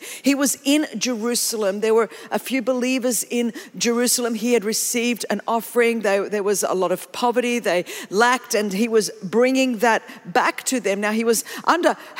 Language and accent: English; Greece; I'm from Greece